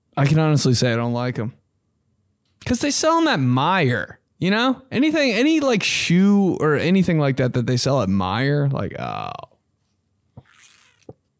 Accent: Greenwood, United States; I'm from Greenwood.

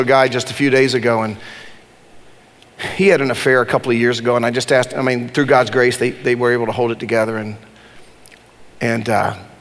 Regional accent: Durham, North Carolina, United States; I grew up in Durham, and I'm one of the few white people that ever graduated from my high school, Hillside High School in Durham.

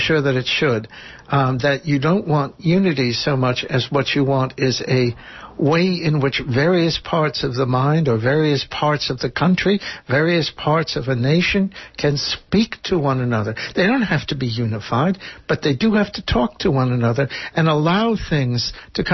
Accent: Port Chester, New York, United States; moved away; Portchester, my hometown, not where I was born, but it is my hometown

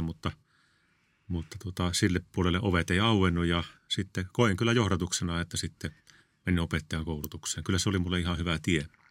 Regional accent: Kalajoki, North Ostrobothnia, Finland; moved away as an adult; also born or lived in Tuusula / Kerava; mä olin kasvoin Kalajoilla

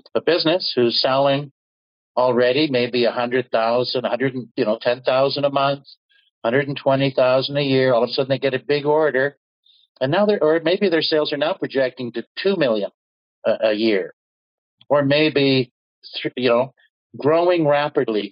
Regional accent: Canada; also born or lived in United States; I was conceived in Norway, born and raised in Canada, and I spent a good part of my career in the U.S.

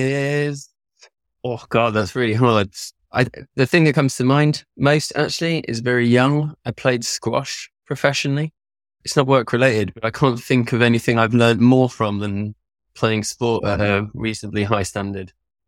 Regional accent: France; On the side, I grew up in France. My parents bought a derelict barn that they turned into a holiday center.

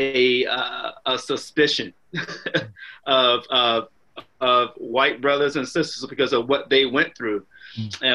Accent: Southeast Virginia, United States; As an African American man, I grew up in Southeast Virginia

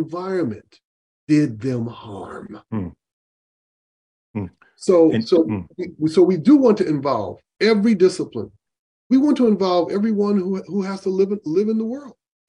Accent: Grand Rapids, Michigan, United States; I grew up in Grand Rapids, Michigan

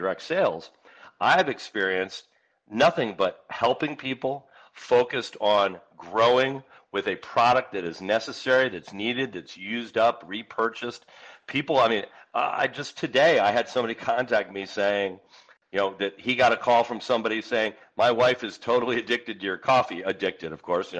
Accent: Northeast, United States; moved away; I grew up back in the Northeast

